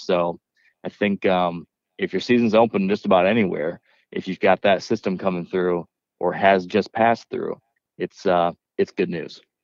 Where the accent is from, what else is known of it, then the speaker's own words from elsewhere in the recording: Michigan, United States; growing up in Michigan, black bears were kind of uh, exotic